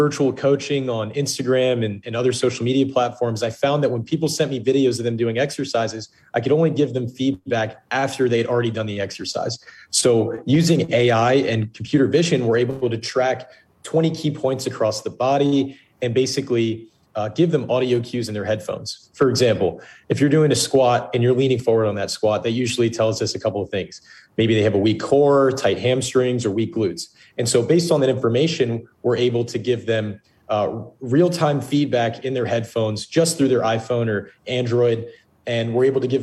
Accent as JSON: {"language": "English", "town": "Plainsboro", "region": "New Jersey", "country": "United States", "tie": "born or raised there", "moved": "yes", "lives_now": "Pittsburgh, United States", "said": "I grew up in a town in New Jersey called Plainsboro, New Jersey"}